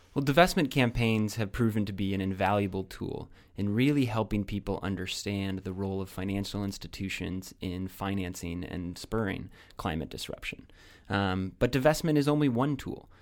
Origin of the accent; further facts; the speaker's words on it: Iowa, United States; moved away; I'm very proud of my home state of Iowa